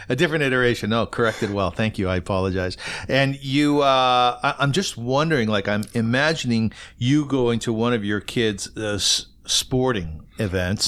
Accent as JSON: {"language": "English", "town": "Kitchener", "region": "Ontario", "country": "Canada", "tie": "born or raised there", "said": "I grew up in Kitchener"}